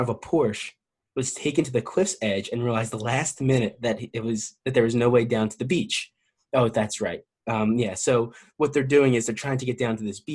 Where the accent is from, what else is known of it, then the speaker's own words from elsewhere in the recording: New Jersey, United States; New Jersey, of course. That's my home state